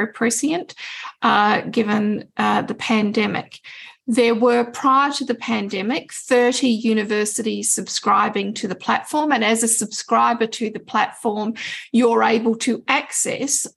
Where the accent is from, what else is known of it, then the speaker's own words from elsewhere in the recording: Australia; I'm an Australian